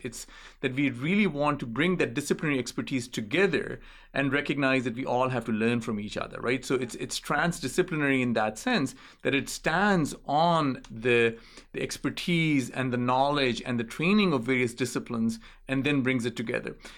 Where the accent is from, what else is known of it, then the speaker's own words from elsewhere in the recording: Islamabad, Islamabad Capital Territory, Pakistan; moved away; I grew up in Islamabad